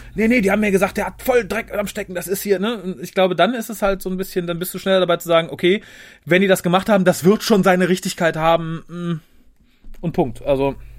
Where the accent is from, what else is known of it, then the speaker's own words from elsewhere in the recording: Germany; wir so als deutsches Volk